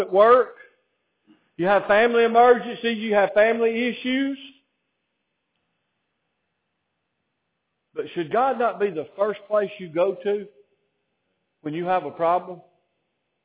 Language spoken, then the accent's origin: English; Alabama, United States; I didn't choose to be born in Alabama